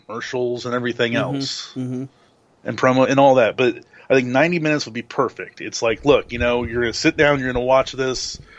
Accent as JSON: {"language": "English", "region": "Ohio", "country": "United States", "said": "we are from Ohio"}